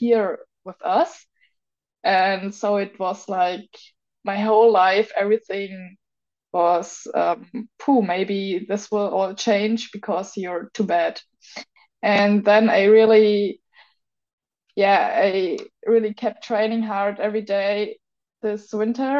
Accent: Augsburg, Bavaria, Germany; in Augsburg, in my hometown

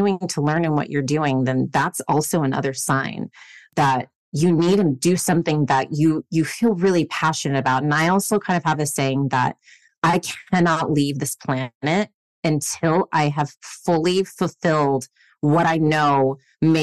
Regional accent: Arizona, United States; first language English; moved away as an adult; also born or lived in Tijuana, Mexico / San Diego, California; now in Los Angeles, United States; And so at 5.5 years old, we moved to Arizona, which is now considered my hometown. And from 5 up until the time that I decided to leave to LA, I lived in Arizona

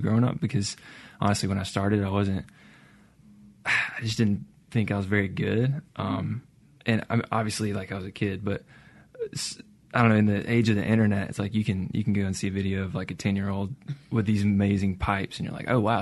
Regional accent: Brandon, Mississippi, United States; I grew up in Brandon

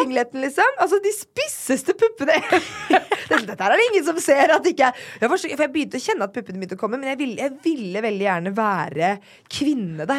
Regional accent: Drammen, Buskerud, Norway; jeg er jo da født og oppvokst i Drammen.

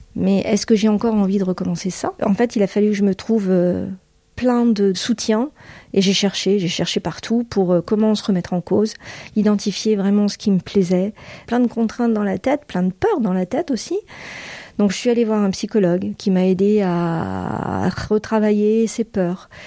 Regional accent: Boulogne-sur-Mer, Hauts-de-France, France; moved away as an adult; also born or lived in United States; je suis originaire de la région des Hauts-de-France et de Boulogne-sur-Mer où mes parents sont installés quand mon père a ouvert son cabinet médical

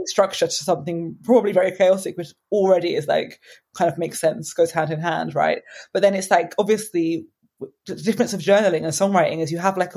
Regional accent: Brighton, South East England, United Kingdom; moved away as an adult; now in London, United Kingdom; I'm actually from Brighton, but I've lived in London for a few years now.

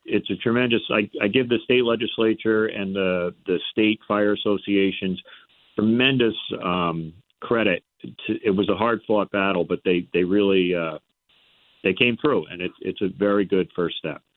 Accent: Port Washington, New York, United States; now in Connecticut, United States; I grew up on Long Island, so it was in Port Washington, in New York.

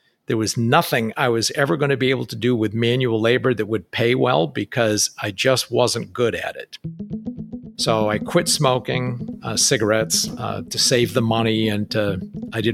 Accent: New Hampshire, United States; moved away; basically grew up within a 30-mile or 60-mile radius of where I grew up in New Hampshire

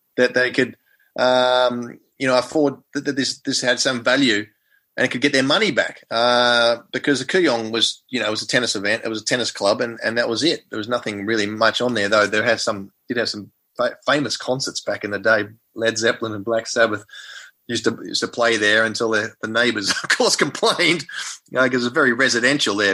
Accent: Melbourne, Victoria, Australia; I was from Melbourne

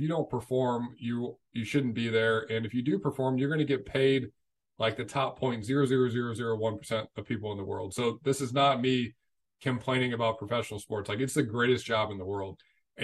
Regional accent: St. Louis, Missouri, United States; I'm from St. Louis, so Busch Stadium's in St. Louis, like hometown team

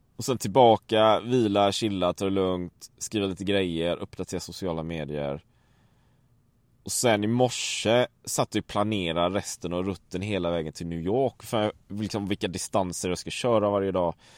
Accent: Sweden; hemma i Sverige

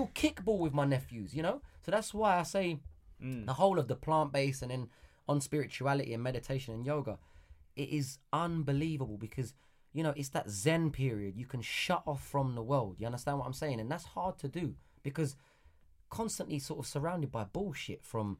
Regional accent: London, United Kingdom; I came from East London, Hackney

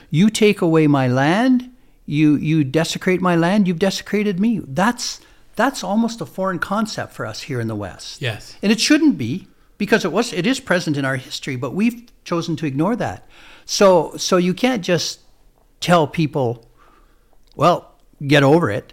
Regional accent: Canada; we're Canadian

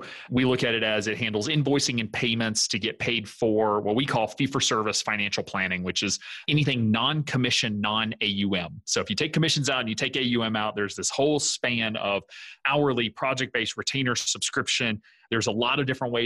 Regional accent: the South, United States; moved away as an adult; also born or lived in South Dakota / Wisconsin; I'm originally from the South.

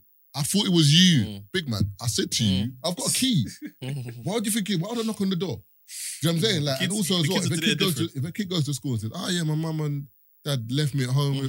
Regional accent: Barbados; because you're from Jamaica, I'm from Barbados, he's from Trinidad. Our culture is completely different.

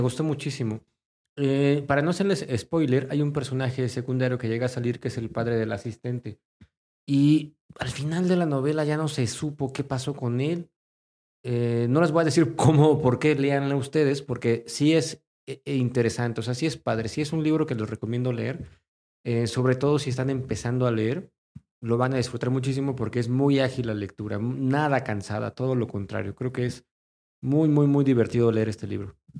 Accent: Mexico; nosotros como mexicanos en este país

